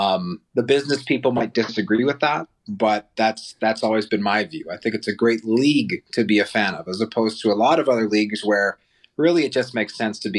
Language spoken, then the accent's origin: English; Winnipeg, Manitoba, Canada; I grew up in Winnipeg as part of a CFL family.